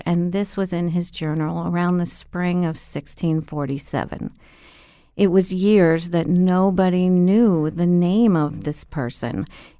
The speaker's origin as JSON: {"language": "English", "town": "Cincinnati", "region": "Ohio", "country": "United States", "lives_now": "Connecticut, United States", "said": "I'm not originally from Connecticut. I'm from Cincinnati, Ohio."}